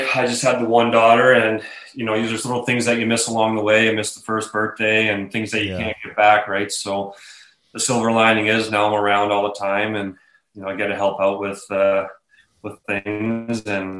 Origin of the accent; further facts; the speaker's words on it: Oakville, Ontario, Canada; my hometown in Oakville, which is just outside of Toronto, about 30 minutes west of Toronto. I played all my minor hockey there